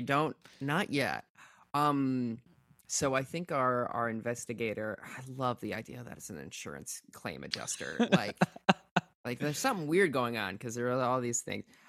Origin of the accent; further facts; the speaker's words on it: Minnesota, United States; I'm from Minnesota.